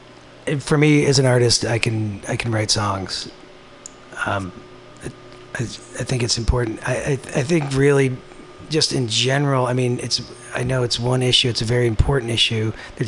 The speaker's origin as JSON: {"language": "English", "country": "United States", "tie": "born or raised there", "said": "as for me as a white person growing up in the United States, I don't know what that's like."}